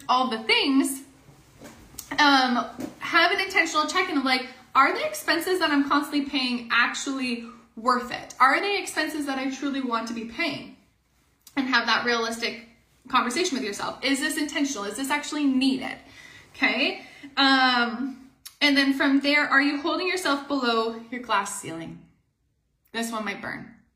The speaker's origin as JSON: {"language": "English", "country": "Canada", "said": "we are Canadian"}